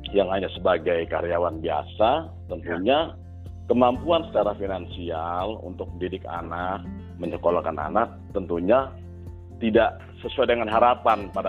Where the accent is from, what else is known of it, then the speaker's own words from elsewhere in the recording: Surabaya, East Java, Indonesia; born there; Kemudian saya lahir di kota Surabaya tahun 1971.